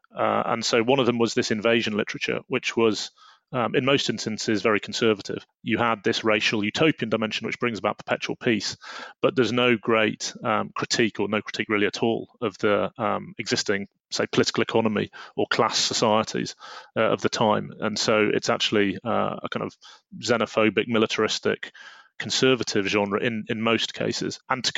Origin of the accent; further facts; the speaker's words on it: United Kingdom; as a Brit, it's relatively unusual at the time to be calling for the overthrow of the monarchy